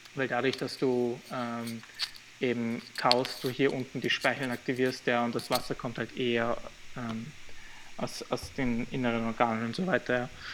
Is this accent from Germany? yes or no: no; Graz, Styria, Austria; also born or lived in Albania; I'm born in the same city like him